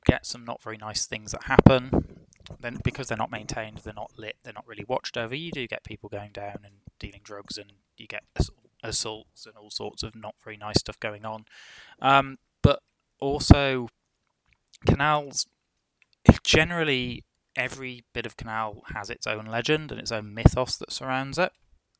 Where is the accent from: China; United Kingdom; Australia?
United Kingdom; Midlands; I'm from the Midlands, and oh god, the place is crawling with canals.